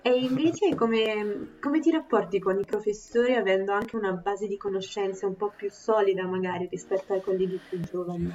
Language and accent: Italian; Southern Italy, Italy; accent: terrona (southern Italian); questa mia fantastica pronuncia da terrona